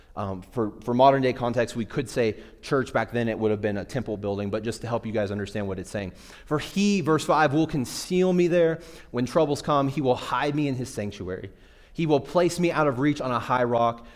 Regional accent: Midwest, United States; I grew up in the Midwest.

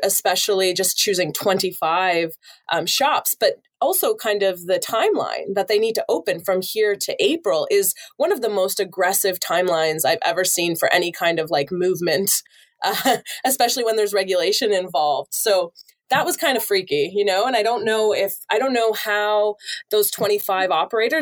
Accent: Ontario, Canada; now in Vancouver, Canada; I'm originally from Ontario. I've been living out here in Van for a year

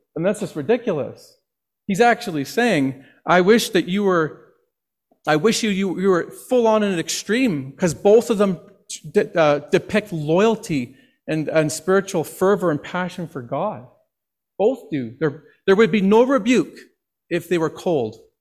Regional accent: Northwest Territories, Canada; now in Okotoks, Canada; when I grew up in the Northwest Territories

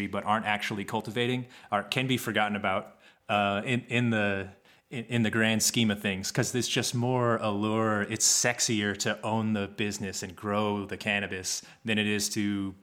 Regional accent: Kansas, United States; moved away; I grew up in Kansas

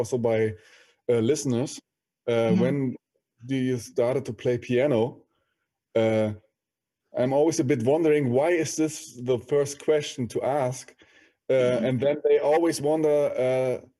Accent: Berlin, Germany; I was born and raised in Berlin

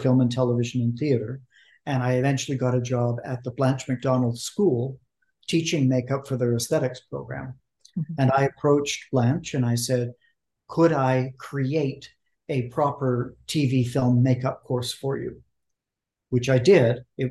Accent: Vancouver, British Columbia, Canada; I was raised in Vancouver, Canada

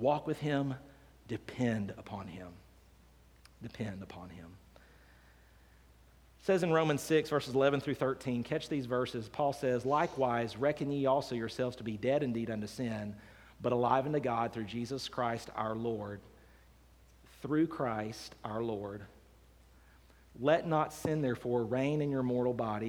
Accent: Decatur, Alabama, United States; I grew up here in Decatur, Alabama. I was born and raised here

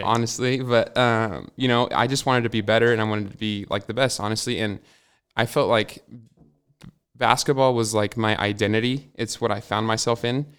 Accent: Hermiston, Oregon, United States; also born or lived in Walla Walla, Washington; I wasn't born in Hermiston. I was born in Walla Walla, but I was uh, I've lived in Hermiston my whole life

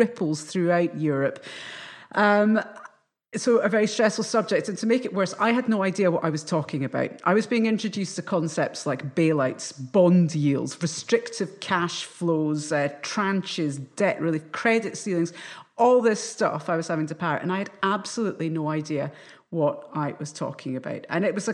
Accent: Scotland, United Kingdom; I'm a Scottish journalist.

